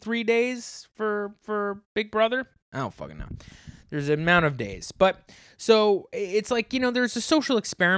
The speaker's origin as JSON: {"language": "English", "region": "the South", "country": "United States", "tie": "born or raised there", "said": "Yes, we do. I grew up in the South."}